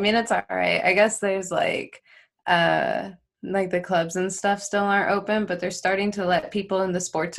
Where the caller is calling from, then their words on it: Las Vegas, Nevada, United States; I am in Las Vegas.